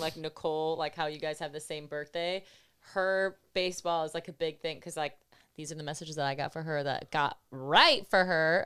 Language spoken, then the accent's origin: English; Buffalo, New York, United States; I'm from Buffalo